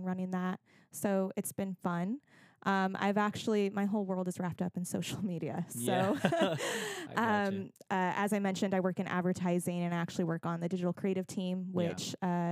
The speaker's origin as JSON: {"language": "English", "area": "Monterey Bay Area", "region": "California", "country": "United States", "tie": "born or raised there", "also_born_or_lived": "San Jose, California", "moved": "as an adult", "lives_now": "Southern California, United States", "said": "I grew up more in the Monterey Bay Area."}